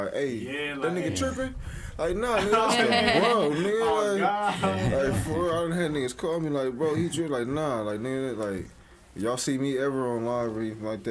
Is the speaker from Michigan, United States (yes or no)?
no; Long Beach, California, United States; also born or lived in Oxnard, California; raised in Long Beach in LA.